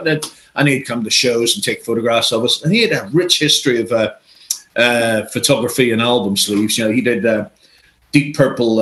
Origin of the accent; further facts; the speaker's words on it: Belfast, Northern Ireland, United Kingdom; moved away as an adult; now in England; I came over from Belfast in the 80s to England